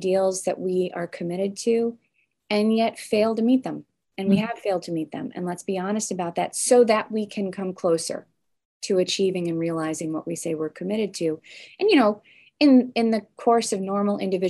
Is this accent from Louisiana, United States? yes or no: no; suburb of Chicago, Illinois, United States; also born or lived in Evanston, Illinois; I moved from Evanston to a different suburb of Chicago when I was young